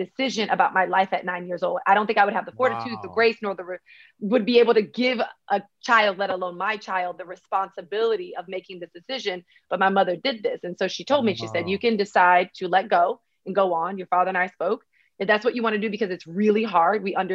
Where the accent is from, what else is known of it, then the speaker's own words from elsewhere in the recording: Miami, Florida, United States; I'm actually from Miami, Florida, 305 all the way.